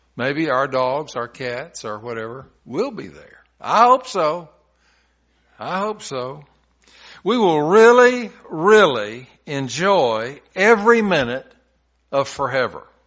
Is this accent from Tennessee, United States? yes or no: yes; Tennessee, United States; When I was a little boy growing up in Tennessee